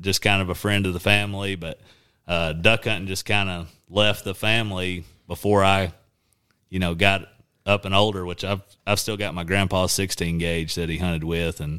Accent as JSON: {"language": "English", "town": "Clinton", "country": "United States", "tie": "born or raised there", "said": "I grew up in Clinton, where I went to school"}